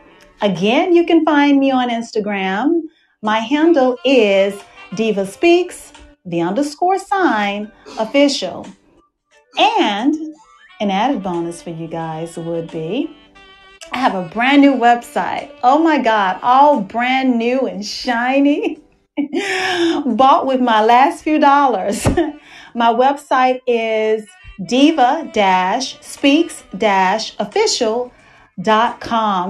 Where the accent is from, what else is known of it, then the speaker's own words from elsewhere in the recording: Dallas, Texas, United States; moved away; I am hosting my show from my hometown of Dallas, Texas